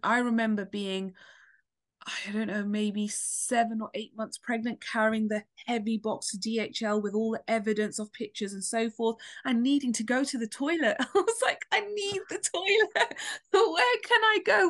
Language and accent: English; London, United Kingdom; I'm from London